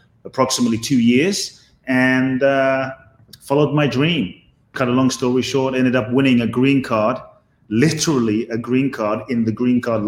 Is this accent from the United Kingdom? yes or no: yes; London, United Kingdom; also born or lived in Ghana; I was born in Ghana, West Africa. My father's from Ghana. My mother's Japanese. I grew up in London.